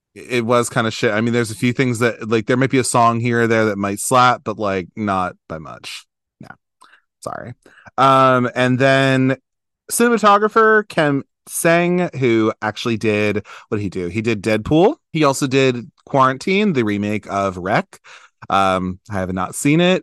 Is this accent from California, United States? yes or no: no; Maryland, United States; I'm from Maryland